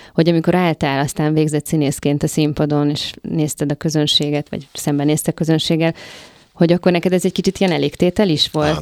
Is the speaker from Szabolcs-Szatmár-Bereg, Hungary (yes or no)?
no; Kaposvár, Somogy, Hungary; moved away; én is Kaposvári vagyok